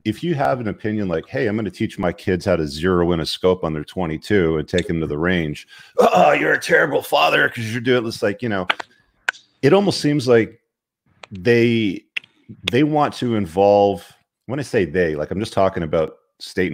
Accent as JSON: {"language": "English", "country": "Canada"}